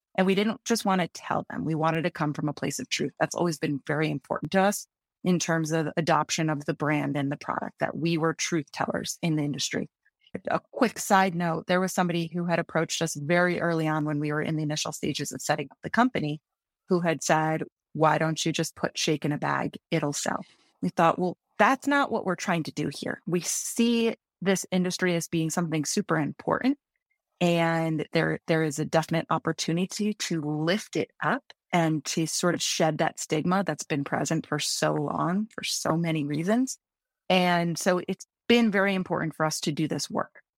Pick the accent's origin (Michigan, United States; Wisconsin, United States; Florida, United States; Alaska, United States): Michigan, United States; moved away as an adult; now in Colorado, United States; growing up in Michigan